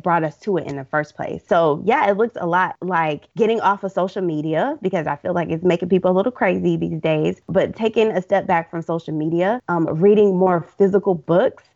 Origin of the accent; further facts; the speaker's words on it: Deep South, United States; My parents are hard workers. We're from the Deep South.